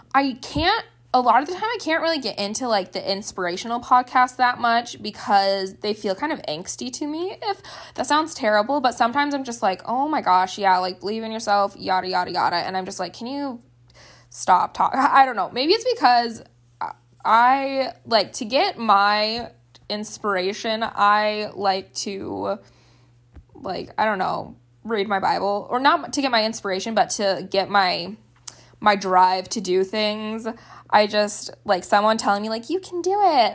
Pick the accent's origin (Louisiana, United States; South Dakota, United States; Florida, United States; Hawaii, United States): South Dakota, United States; Gettysburg; I grew up in Gettysburg, South Dakota.